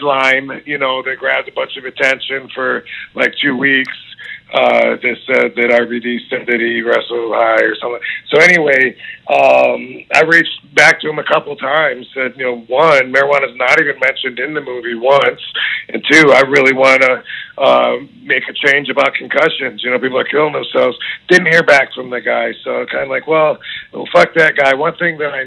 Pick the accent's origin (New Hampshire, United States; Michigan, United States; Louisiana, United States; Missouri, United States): Michigan, United States; Battle Creek; I had my hometown in Battle Creek, Michigan